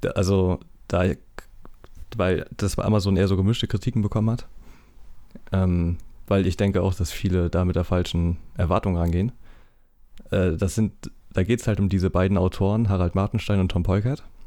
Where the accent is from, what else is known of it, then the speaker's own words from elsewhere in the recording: East Germany, Germany; ich komme halt aus dem Osten